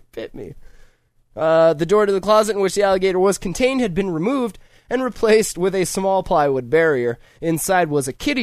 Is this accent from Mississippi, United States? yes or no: no; Montana, United States; moved away; I see my home state here through the old news feed